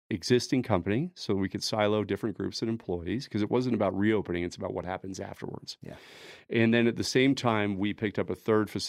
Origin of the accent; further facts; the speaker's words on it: Denver, Colorado, United States; Uh, Colorado is everything for us. I'm a native. I grew up in Denver.